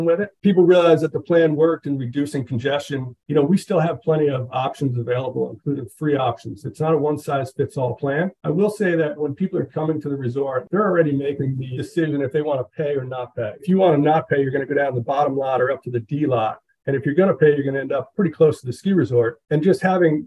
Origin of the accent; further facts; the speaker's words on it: Northern New Jersey, United States; moved away as an adult; also born or lived in Park City, Utah / Vail, Colorado; now in Vermont, United States; I grew up in Northern Jersey